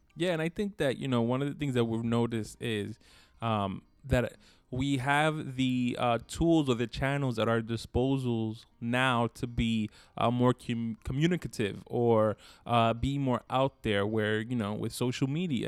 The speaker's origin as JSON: {"language": "English", "town": "Brooklyn", "region": "New York", "country": "United States", "accent": "New York", "said": "we're New Yorkers, so by nature we have our own little accents"}